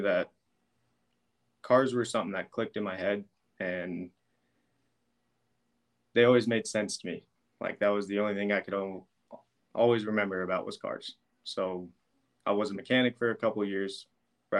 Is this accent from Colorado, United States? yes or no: yes; Brush, Colorado, United States; I was born and raised in Brush.